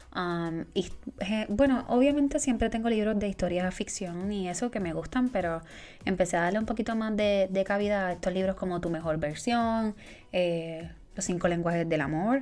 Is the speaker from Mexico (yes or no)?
no; Puerto Rico; moved away; Boricua fuera de la isla